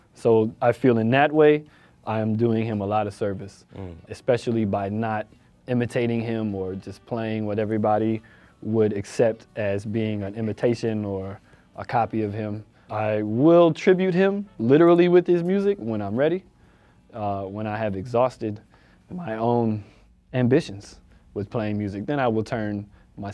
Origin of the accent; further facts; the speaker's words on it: Florida, United States; I'm from Florida